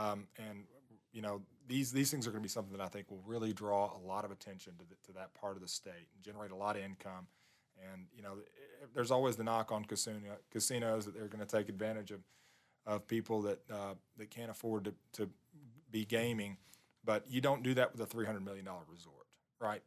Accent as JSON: {"language": "English", "region": "Southwest Arkansas", "country": "United States", "said": "I'm from Southwest Arkansas."}